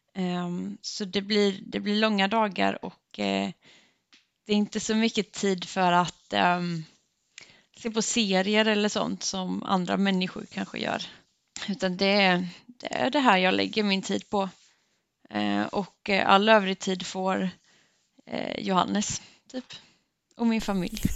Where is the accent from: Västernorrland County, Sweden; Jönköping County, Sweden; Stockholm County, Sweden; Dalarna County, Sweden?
Jönköping County, Sweden; Örryd; Jag är uppvuxen i en liten by som heter Örryd som ligger ungefär 20 minuter med bil från Gnosjö